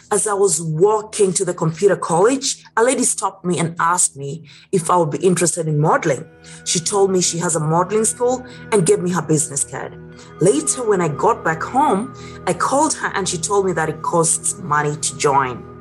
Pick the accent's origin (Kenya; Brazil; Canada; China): Kenya; Growing up in Kenya, East Africa, with the mother was a teacher and the dad was a sales and marketing agent, I had to have good grades in school.